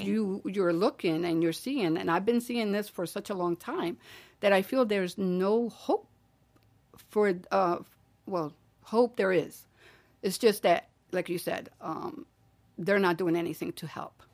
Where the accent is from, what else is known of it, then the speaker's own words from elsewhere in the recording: Philadelphia, Pennsylvania, United States; I grew up in, in Wallace Street.